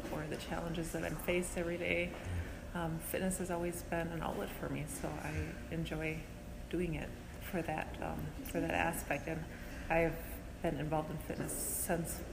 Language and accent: English; Wisconsin, United States; moved away; I'm originally from Wisconsin